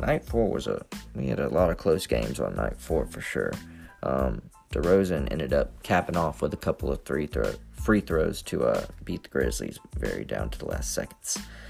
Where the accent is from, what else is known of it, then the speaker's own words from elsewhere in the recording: Memphis, Tennessee, United States; I'm from Memphis, Tennessee, and I am all about the grit and the grind